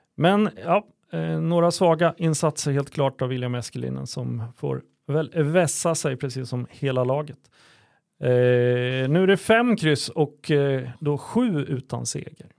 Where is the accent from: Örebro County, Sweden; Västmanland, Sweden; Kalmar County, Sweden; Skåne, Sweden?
Örebro County, Sweden; Örebro; som örebroare